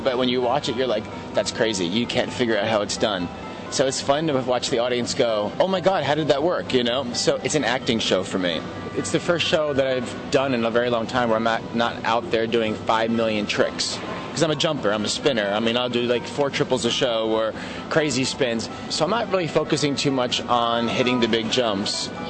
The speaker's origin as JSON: {"language": "English", "region": "New York", "country": "United States", "said": "I'm from New York. I'm from the States."}